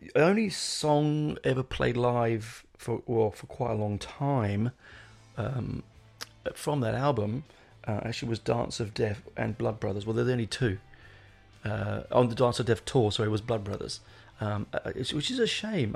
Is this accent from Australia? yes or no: no; England, United Kingdom; I'm an Englishman